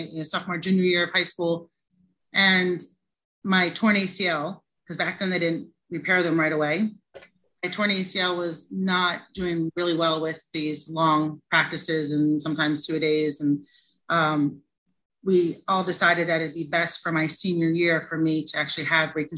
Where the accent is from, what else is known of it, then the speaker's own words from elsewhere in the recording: Philadelphia, Pennsylvania, United States; moved away; also born or lived in New Jersey; I grew up right outside Philadelphia in the suburbs